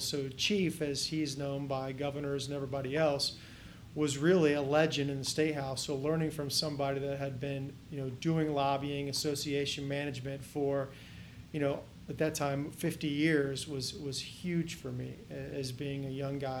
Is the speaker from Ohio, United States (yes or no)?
yes; Kettering, Ohio, United States; now in Columbus, United States; I grew up in Kettering, Ohio, which is just a suburb of Dayton, west of here